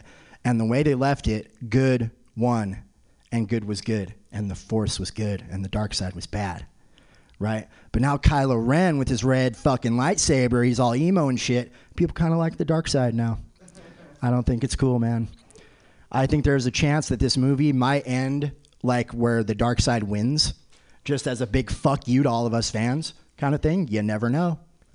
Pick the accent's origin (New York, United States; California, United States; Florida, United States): California, United States; Concord; also born or lived in Sacramento; I'm actually from Concord